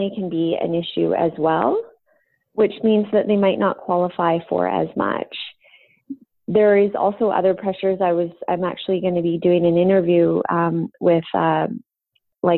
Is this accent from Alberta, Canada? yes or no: no; Vancouver, British Columbia, Canada; I'm from Vancouver